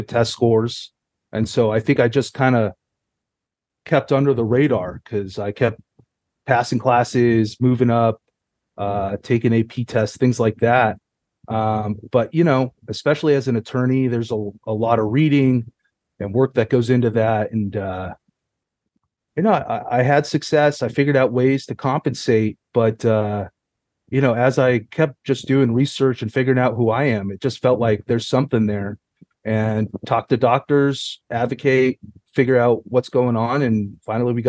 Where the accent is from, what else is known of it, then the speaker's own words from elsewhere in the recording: Southern California, United States; I grew up in Southern California